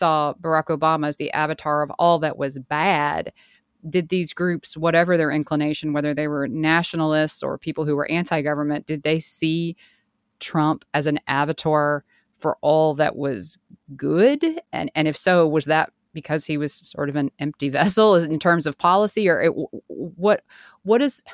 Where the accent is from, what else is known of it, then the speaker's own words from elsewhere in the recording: the South, United States; I grew up in the South too